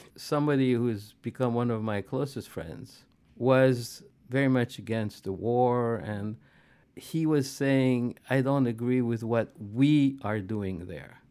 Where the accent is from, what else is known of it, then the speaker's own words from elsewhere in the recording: Algeria; moved away as an adult; now in United States; I grew up in Algeria during the War of Liberation.